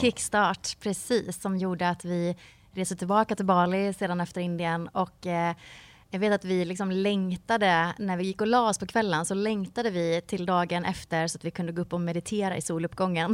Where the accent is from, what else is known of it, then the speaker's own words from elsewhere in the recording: Mark Municipality, Västra Götaland, Sweden; moved away as an adult; now in Varberg, Sweden; jag växte upp i Marks kommun som är en timme härifrån ungefär.